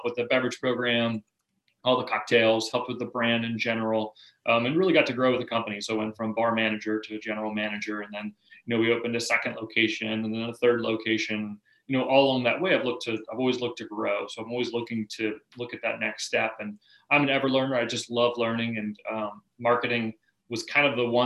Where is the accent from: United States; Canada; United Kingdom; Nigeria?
United States; Charleston, South Carolina; I grew up here in Charleston, South Carolina. You know, grew up on Isle of Palms